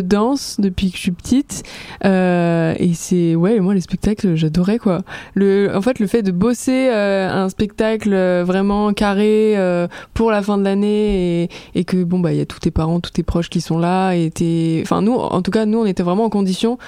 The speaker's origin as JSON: {"language": "French", "town": "Aix-en-Provence", "region": "Provence-Alpes-Côte d'Azur", "country": "France", "tie": "born or raised there", "said": "je viens d'Aix-en-Provence, du sud de la France"}